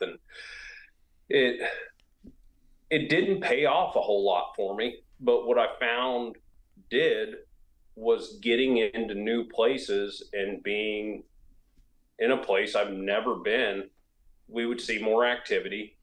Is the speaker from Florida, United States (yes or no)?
yes; Florida, United States; now in South Carolina, United States; where I grew up in Florida